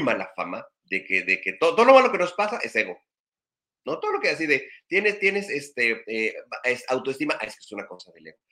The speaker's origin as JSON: {"language": "Spanish", "country": "Mexico", "lives_now": "Ensenada, Mexico", "said": "todos los que somos católicos acá mexicanos"}